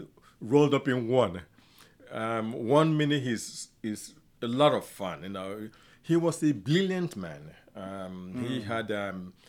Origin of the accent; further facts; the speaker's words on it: Afikpo, Ebonyi, Nigeria; I was born in a village called Afikpo, spelled A-F-I-K-P-O, in southeastern Nigeria. That's where I grew up.